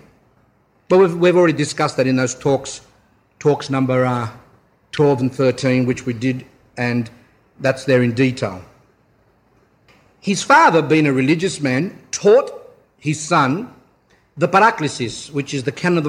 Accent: Australia; we're Australian

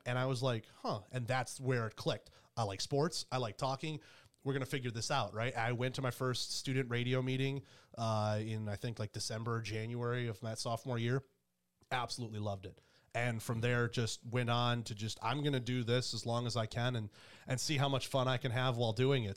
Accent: Detroit, Michigan, United States; moved away as an adult; also born or lived in Carolina; now in Columbus, United States; Grew up and born in Michigan

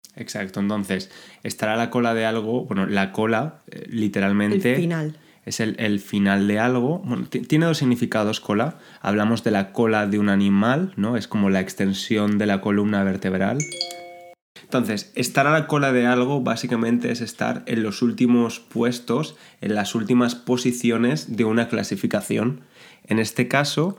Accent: Spain; Somos buenos los españoles con los idiomas

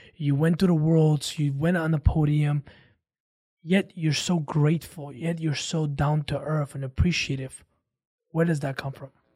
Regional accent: Armenia; moved away; I grew up with a different cultural mindset. I come from Armenia

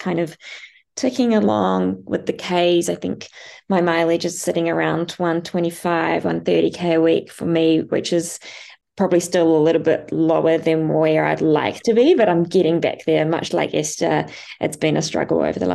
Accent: Noosa, Queensland, Australia; my hometown in Noosa

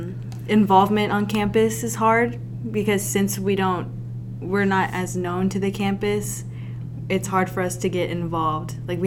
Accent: Amity, Arkansas, United States; I am a sophomore, and I'm from Amity, Arkansas.

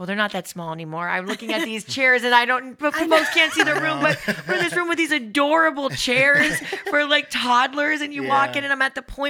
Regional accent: San Diego, California, United States; born there; So I was born in San Diego, and my mom was divorced by the time I was five.

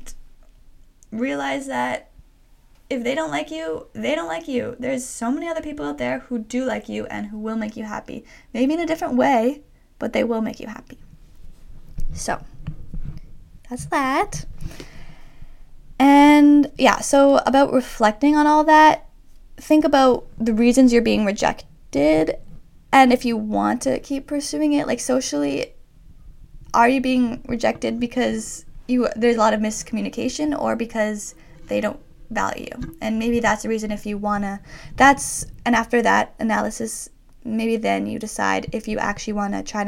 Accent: Toronto, Ontario, Canada; moved away as an adult; also born or lived in Boston; we're both from Toronto

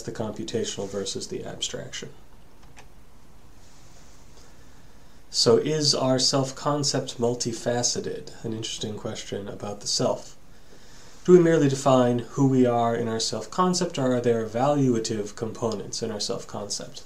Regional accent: New England, United States; for me being a New Englander

